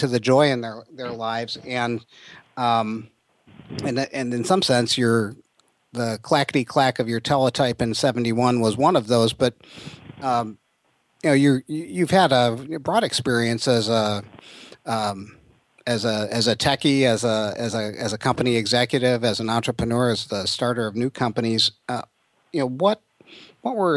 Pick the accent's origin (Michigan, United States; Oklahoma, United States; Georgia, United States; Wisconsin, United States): Michigan, United States; Detroit; I grew up in Detroit and graduated from Oak Park